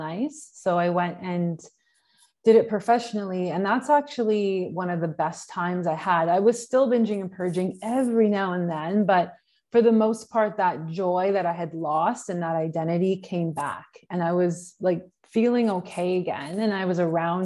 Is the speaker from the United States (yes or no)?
no; Canada; moved away as an adult; also born or lived in Australia; I'm from Canada